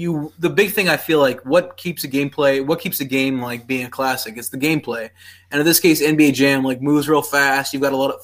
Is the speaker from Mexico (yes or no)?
no; Pakistan; moved away; I grew up in Pakistan